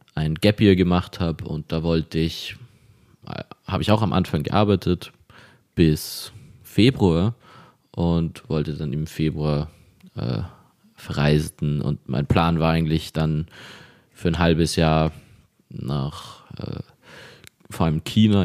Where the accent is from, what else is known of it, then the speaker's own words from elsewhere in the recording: Vienna, Austria; ich bin hier in Wien aufgewachsen